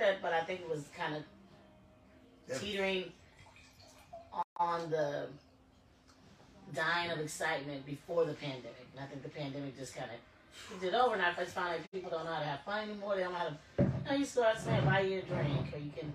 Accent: Midwest, United States; moved away; also born or lived in the South; I'm from the Midwest, went to school in the South

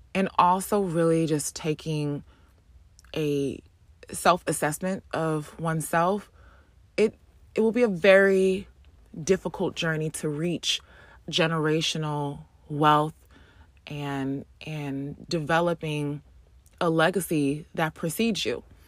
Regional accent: East Orange, New Jersey, United States; grew up in New Jersey, born and raised in New Jersey, specifically um, Orange, East Orange, Essex County

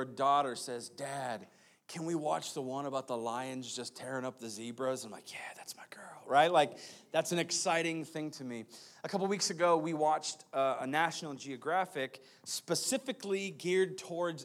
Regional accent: United States; we are American people, so we speak we speak English.

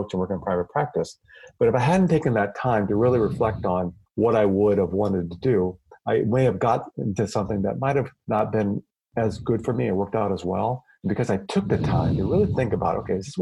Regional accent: Iowa, United States; I grew up in the Midwest in Iowa

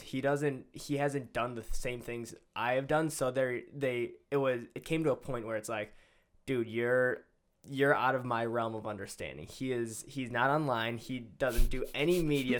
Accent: Greendale, United States; I'm from Greendale High School

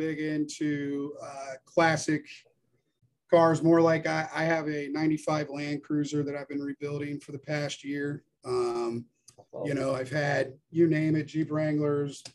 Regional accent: Atlanta, Georgia, United States; I'm originally from Atlanta, so I have the Chattahoochee that runs through here

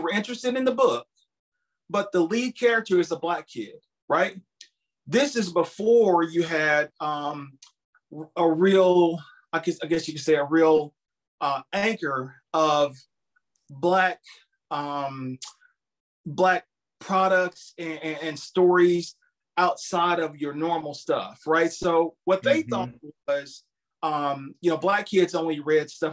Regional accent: Campbellsville, Kentucky, United States; I'm from a little small town. It's called Campbellsville, Kentucky

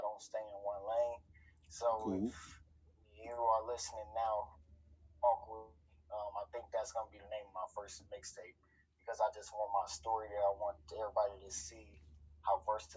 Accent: Hammond, Indiana, United States; moved away as an adult; also born or lived in Gary, Indiana; now in Davenport, United States; I'm from Hammond, Indiana, originally. I'm a part raised in Gary, and then I moved out to Davenport, Iowa, right after, like, high school.

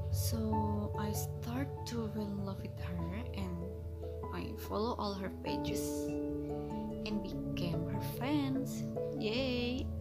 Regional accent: Indonesia; from Indonesia.

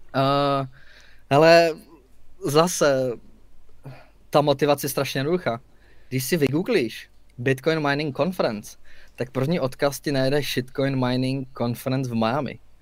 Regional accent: Czechia; jsme Češi, máme to tu rádi

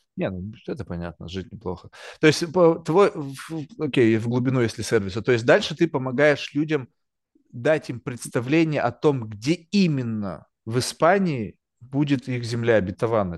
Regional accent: Russia; also born or lived in Manhattan, New York; now in New York, United States; я родился в России, не то чтобы я родился там в Москве или в Санкт-Петербурге, тоже родился в какой-то там жопе

